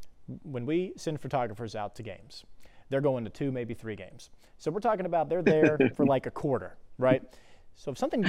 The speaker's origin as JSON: {"language": "English", "town": "Haughton", "region": "Louisiana", "country": "United States", "said": "I know I'm from Houghton, just the same as you're from Parkway."}